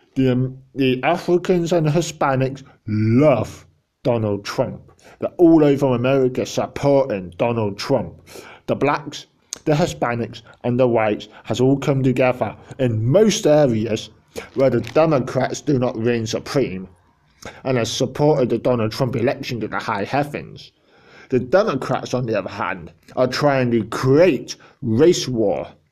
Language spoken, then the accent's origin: English; England, United Kingdom; I'm an English person